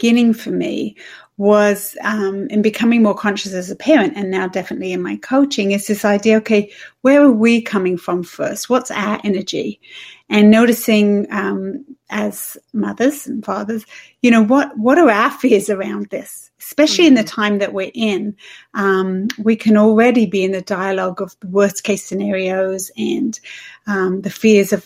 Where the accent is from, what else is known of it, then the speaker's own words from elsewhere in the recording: England, United Kingdom; moved away as an adult; also born or lived in Switzerland / Toronto; now in Canada; I'm from England. People probably can hear that.